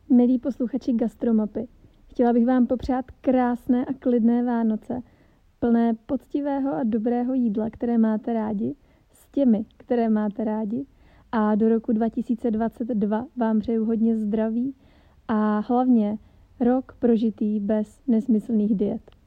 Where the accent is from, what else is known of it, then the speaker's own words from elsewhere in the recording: Louny District, Ústí nad Labem Region, Czechia; moje rodiště Lounsko